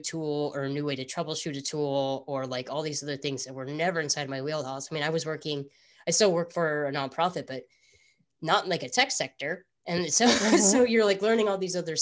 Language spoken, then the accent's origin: English; Midwest, United States; I grew up in the Midwest